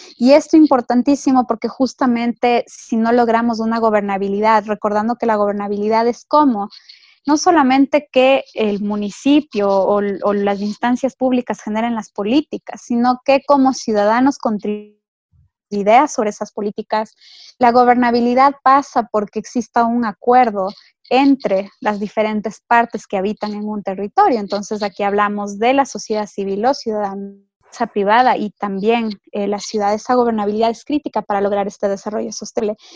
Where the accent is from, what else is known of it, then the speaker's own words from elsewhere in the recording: Ecuador; como ecuatoriana